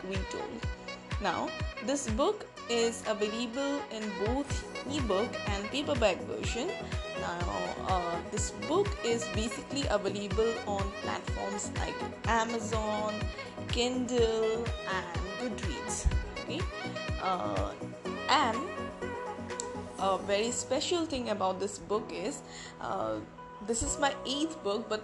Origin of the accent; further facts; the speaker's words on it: India; as an Indian